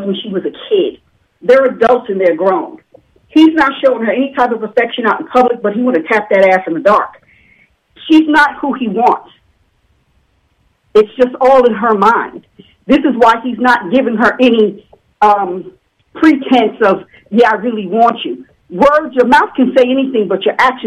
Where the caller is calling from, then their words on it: New York, United States; I'm calling from New York